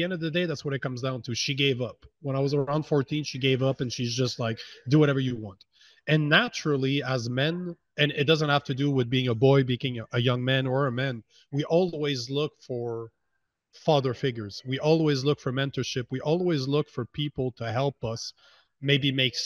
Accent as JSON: {"language": "English", "country": "Canada", "said": "I'm from Canada"}